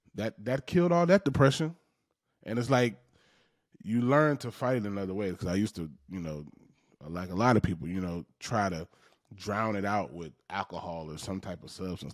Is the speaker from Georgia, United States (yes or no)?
yes; Macon, Georgia, United States; I was raised in Macon, Georgia.